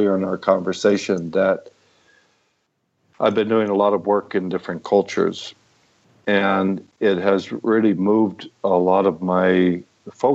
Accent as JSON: {"language": "English", "town": "San Francisco", "region": "California", "country": "United States", "tie": "born or raised there", "said": "I'm a kid from San Francisco in the late 60s"}